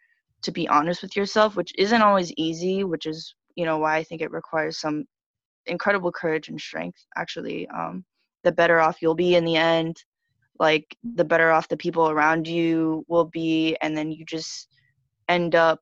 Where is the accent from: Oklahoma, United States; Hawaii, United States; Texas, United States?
Texas, United States; Dallas; moved away as an adult; also born or lived in Los Angeles; now in New York, United States; I was born and raised in Dallas, Texas.